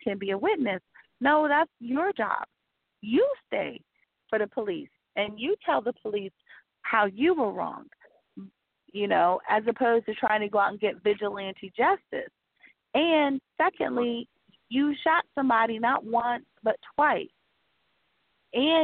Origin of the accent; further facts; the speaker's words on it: the South, United States; I am from the South, and I do have family from New Orleans.